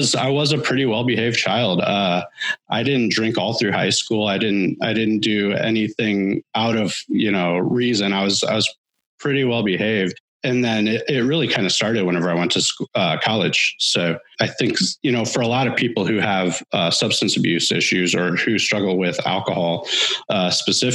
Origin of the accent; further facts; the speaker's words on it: Washington, Missouri, United States; I grew up just outside of St. Louis, small town called Washington, Missouri